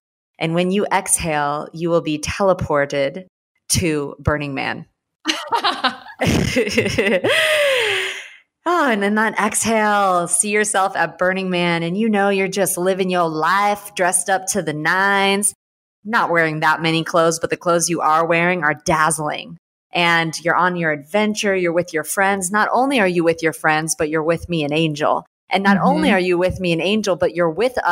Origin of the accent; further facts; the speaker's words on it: St. Louis, Missouri, United States; moved away as an adult; also born or lived in Houston, Texas; growing up, I grew up in St. Louis